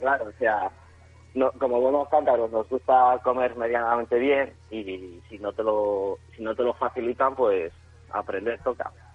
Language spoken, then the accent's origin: Spanish; Spain; moved away as an adult; now in Ireland; Yo me fui de España huyendo un poco